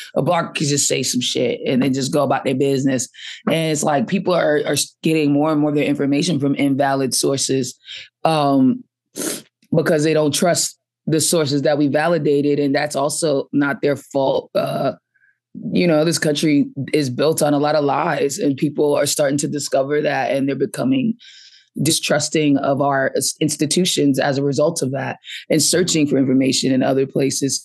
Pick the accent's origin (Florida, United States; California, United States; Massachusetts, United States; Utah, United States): Massachusetts, United States; Boston; also born or lived in Atlanta; I grew up in Boston, and then I moved to Atlanta for a little while, like, uh, college age, and then, um, came back to Boston.